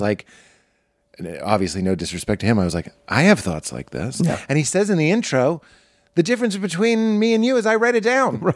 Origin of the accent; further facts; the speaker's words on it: Boston, Massachusetts, United States; I grew up in Boston. It's not in Jersey